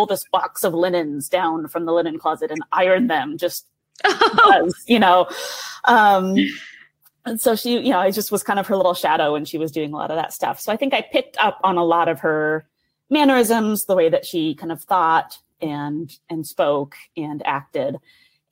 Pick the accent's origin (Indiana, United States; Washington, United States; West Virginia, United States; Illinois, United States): Washington, United States; Tacoma; moved away as an adult; now in Chicago, United States; So I grew up in Tacoma, Washington